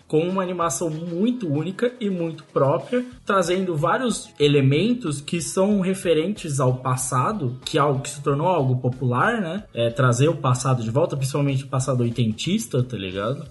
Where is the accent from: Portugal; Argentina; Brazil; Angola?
Brazil; nós somos brasileiros